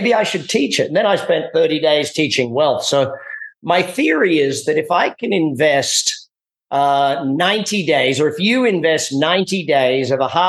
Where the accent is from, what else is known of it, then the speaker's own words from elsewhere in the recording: Australia; now in United States; me being Australian, you know, coming to America